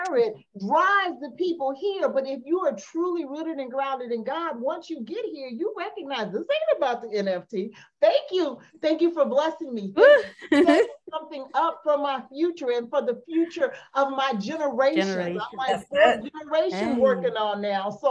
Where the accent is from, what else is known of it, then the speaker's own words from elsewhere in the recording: Las Vegas, Nevada, United States; moved away as an adult; now in Atlanta, United States; I was watching my church service from Vegas because I'm from Vegas. So I'm only in Atlanta temporarily.